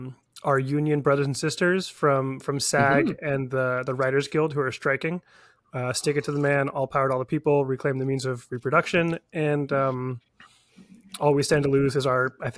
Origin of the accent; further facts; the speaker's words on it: California, United States; Well, growing up in California, it was the Ohlone.